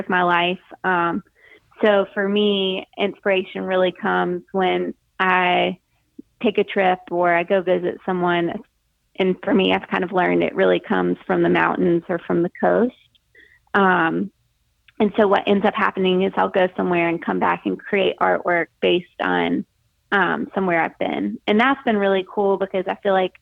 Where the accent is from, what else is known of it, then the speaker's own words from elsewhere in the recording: Greenville, South Carolina, United States; also born or lived in Dallas, Texas / Charleston, South Carolina; I am originally from Greenville, South Carolina, which is where I live now.